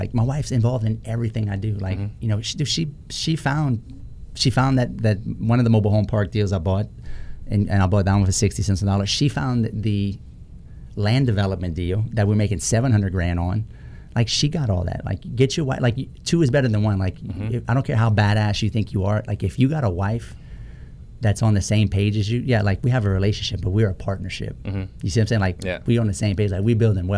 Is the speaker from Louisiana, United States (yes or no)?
yes; South Louisiana, United States; I'm from South Louisiana